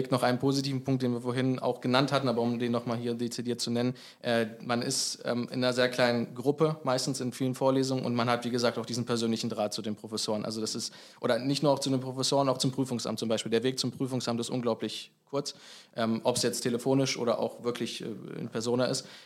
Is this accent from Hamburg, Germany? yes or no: no; Eschwege, Hesse, Germany; Also ich komme aus Eschwege, 40 Kilometer von hier.